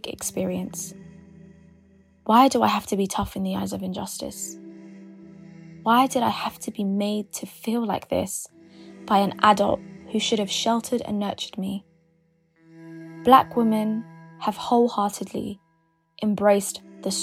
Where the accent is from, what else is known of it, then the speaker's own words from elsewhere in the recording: London, United Kingdom; I'm a YouTuber from London